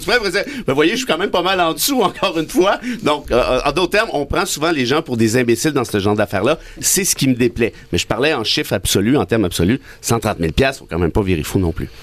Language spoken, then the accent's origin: French; Mont-Laurier, Quebec, Canada; moved away; je, reste en contact avec ma région natale, à Mont-Laurier